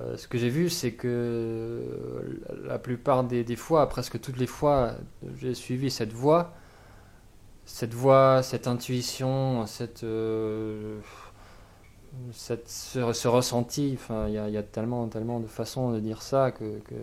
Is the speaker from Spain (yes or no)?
yes; a town north of Barcelona, Catalonia, Spain; French is a second language; moved away as an adult; now in France; j'ai grandi en Catalogne. Mhm. J'ai grandi, bah, comme, dit, dans un, dans un village, enfin une ville de 40 000 habitants, au nord de Barcelone